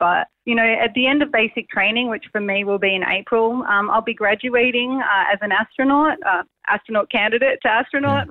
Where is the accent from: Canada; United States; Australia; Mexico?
Australia; Sydney, New South Wales; growing up on the northern beaches